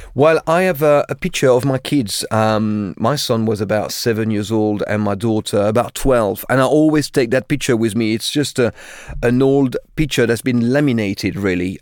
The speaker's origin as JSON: {"language": "English", "town": "Limoges", "region": "Nouvelle-Aquitaine", "country": "France", "tie": "born or raised there", "second_language": "English", "moved": "as an adult", "lives_now": "London, United Kingdom", "said": "I grew up in a town called Limoges, which is in the center of France, about four hundred kilometers from Paris."}